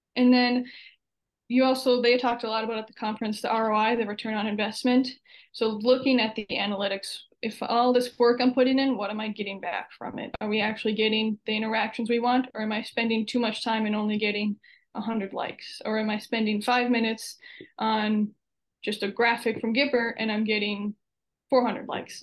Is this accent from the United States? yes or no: yes; Kingsford, Michigan, United States; moved away as an adult; also born or lived in Wisconsin / Oklahoma; I am from Upper Peninsula of Michigan, so way up north. Uh, went to Kingsford High School.